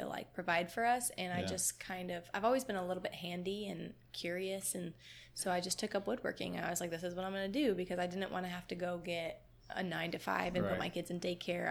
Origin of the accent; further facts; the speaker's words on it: Michigan, United States; moved away; I grew up in Michigan.